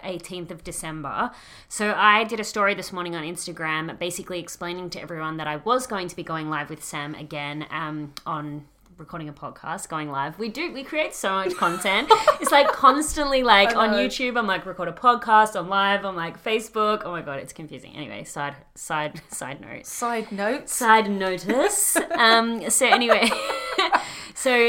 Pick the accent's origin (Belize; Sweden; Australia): Australia; accent: Australian; my Australian accent